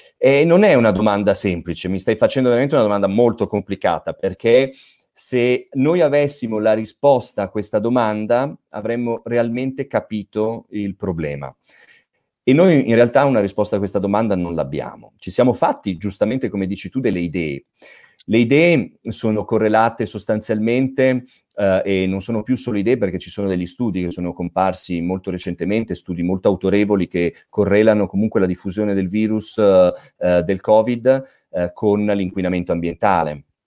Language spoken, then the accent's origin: Italian; Milan, Lombardy, Italy; also born or lived in Province of Asti, Piedmont; Io ho origini piemontesi, eh, dell'Astigiano per l'esattezza, quindi un po' non proprio dove, de, delle tue zone, però sono di Milano, io vivo e lavoro a Milano